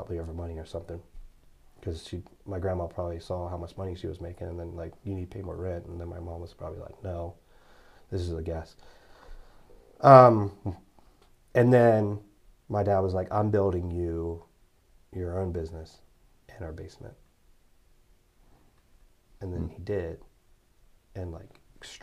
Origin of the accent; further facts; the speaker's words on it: Cumberland, Maryland, United States; also born or lived in Lexington Park, Maryland; Cumberland, Maryland, back where I'm from